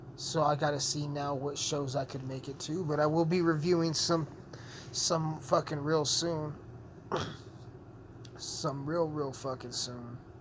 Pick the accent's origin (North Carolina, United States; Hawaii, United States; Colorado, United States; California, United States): Colorado, United States; Southern; I'm a rapper from Southern Colorado, small town Colorado